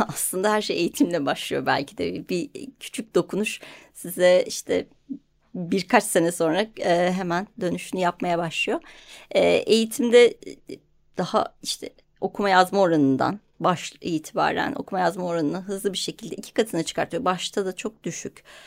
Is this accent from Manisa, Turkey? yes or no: no; Ankara, Turkey; Ben hani Ankara'da büyüdüm.